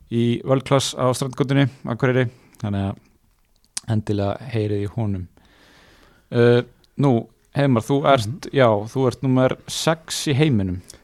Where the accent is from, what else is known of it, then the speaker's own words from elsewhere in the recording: Akureyri, Northeastern Region, Iceland; heimabærin minn sem er ekki Húsavík, heldur Akureyri